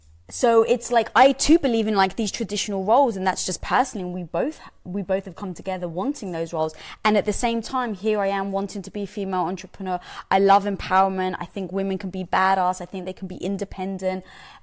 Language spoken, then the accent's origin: English; United Kingdom; I'm British, we don't get that joke.